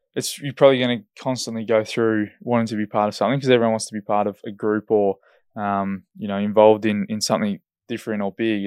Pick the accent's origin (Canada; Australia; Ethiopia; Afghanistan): Australia; Esperance, Western Australia; now in Perth, Australia; I'm from Esperance and there's big fish down there